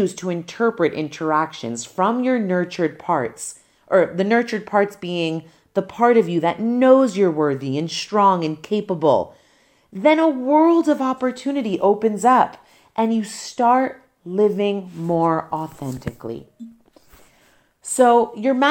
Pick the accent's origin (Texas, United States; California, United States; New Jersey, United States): New Jersey, United States; When I returned to my hometown in New Jersey